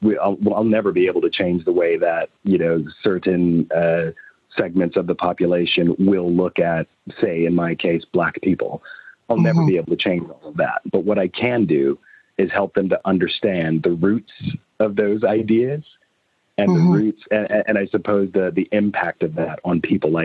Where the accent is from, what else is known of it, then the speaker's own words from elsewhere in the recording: United States; accent: American; now in London, United Kingdom; Because it is it's American in the same way that, Americans love the British accent, because it evokes, this poshness.